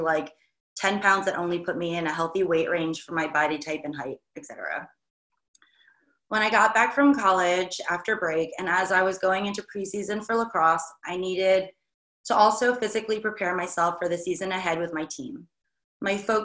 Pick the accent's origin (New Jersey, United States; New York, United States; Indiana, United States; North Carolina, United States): New York, United States; I'm from New York